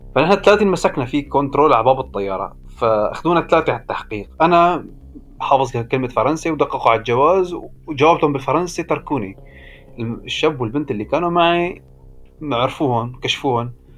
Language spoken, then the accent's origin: Arabic; Idlib Governorate, Syria; moved away as an adult; also born or lived in Belgium; عندنا في سوريا